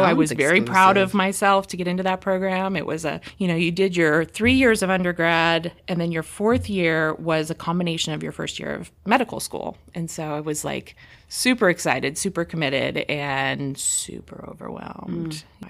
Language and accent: English; California, United States; now in Ohio, United States; That I was from California?